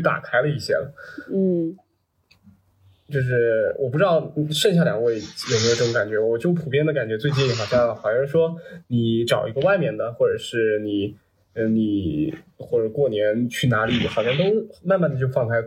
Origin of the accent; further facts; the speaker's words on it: Nantong, Jiangsu, China; moved away as an adult; also born or lived in Fuzhou, Fujian / Changle, Fujian; now in Shanghai, China; 我也是在南通长大的